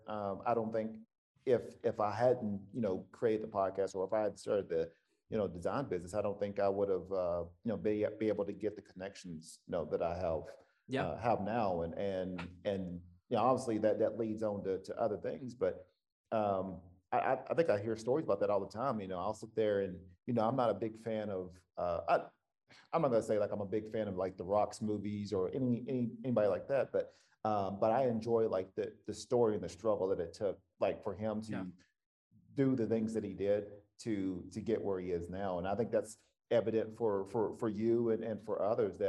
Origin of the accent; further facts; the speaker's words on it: the South, United States; I'm coming from the South and I know it's very conservative.